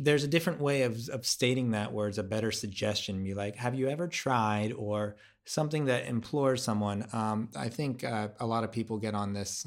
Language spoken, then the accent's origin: English; United States; I'm American